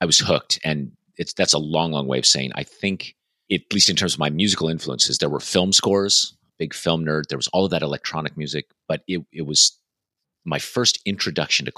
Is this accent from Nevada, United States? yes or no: yes; Nevada, United States; moved away as an adult; also born or lived in London; I grew up in Nevada